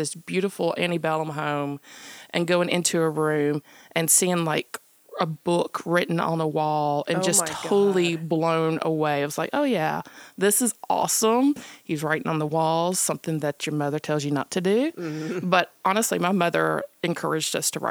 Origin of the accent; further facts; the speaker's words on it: Mississippi, United States; Mississippi, my home state